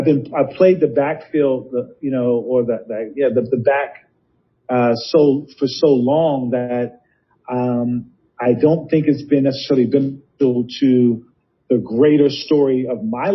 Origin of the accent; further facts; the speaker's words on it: New York City, New York, United States; I'm a kid from New York City